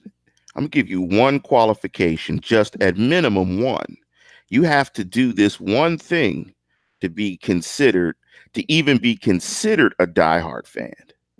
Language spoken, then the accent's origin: English; Pittsburgh, Pennsylvania, United States; I'm from Pittsburgh. I'm from the north side. I'm from Manchester. I grew up 10 minutes from Three River Stadium.